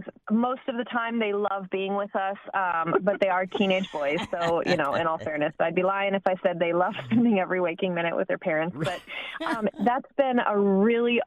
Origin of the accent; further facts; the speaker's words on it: Westport, New York, United States; now in Nebraska, United States; I grew up in Westport, New York, which is a little, it's like a map dot.